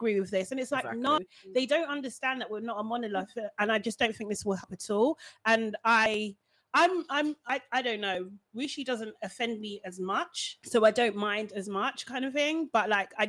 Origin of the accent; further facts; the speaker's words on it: Nigeria; Yeah. I'm just really, obviously, as a Nigerian, it's just really embarrassing.